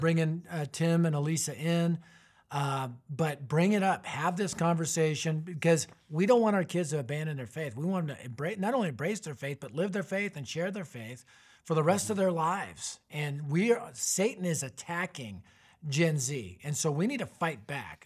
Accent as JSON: {"language": "English", "town": "Arvada", "region": "Colorado", "country": "United States", "tie": "born or raised there", "said": "my hometown, Arvada, Colorado"}